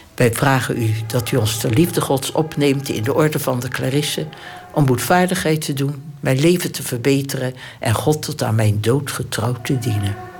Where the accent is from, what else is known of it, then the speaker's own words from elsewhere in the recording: Delft, South Holland, Netherlands; moved away as an adult; Ik ben geboren in Delft, 16 januari 1926.